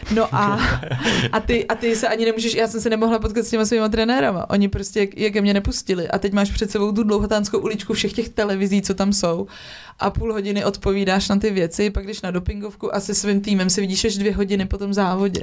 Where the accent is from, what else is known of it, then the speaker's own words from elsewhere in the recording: Czechia; also born or lived in Prague; jsem vyrostla v Krkonoších